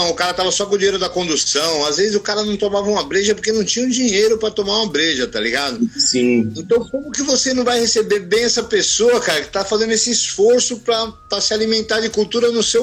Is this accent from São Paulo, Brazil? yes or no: yes; São Paulo, Brazil; eu, eu vim da quebrada, eu nasci, nasci e fui criado no Itaim Paulista. É, na minha infância, nos anos 70, eu morava num bairro, né? Eu nasci em 72, então eu cresci uhum. no Itaim Paulista nos anos 70 e 80.